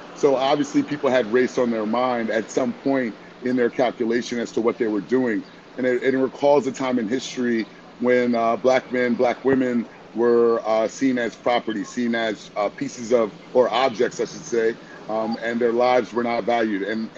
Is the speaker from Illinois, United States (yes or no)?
no; Washington, District of Columbia, United States; also born or lived in Boston / Miami, Florida; now in Atlanta, United States; I'm a Black male. I'm originally from Washington, D.C. I live in Atlanta, Georgia, in the Edgewood neighborhood